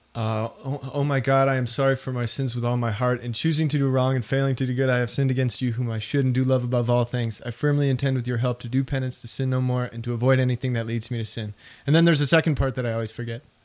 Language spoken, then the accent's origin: English; Denver, Colorado, United States; I was from Denver